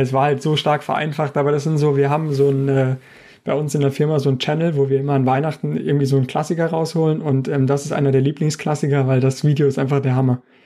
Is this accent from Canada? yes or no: no; Saarland, Germany; moved away as an adult; also born or lived in Karlsruhe; now in Stuttgart, Germany; ich bin ja ursprünglich Saarländer